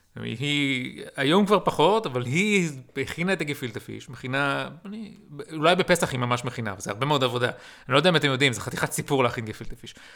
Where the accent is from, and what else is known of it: Israel